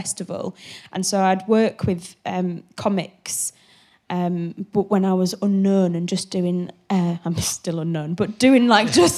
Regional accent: Hull, Yorkshire and the Humber, United Kingdom; moved away as an adult; now in London, United Kingdom; I'm from Hull, I think I was living in Hull at the time

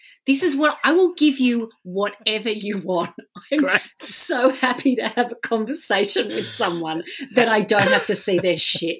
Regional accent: Australia; Being Australian, we take culture from both of those and ignore our indigenous culture.

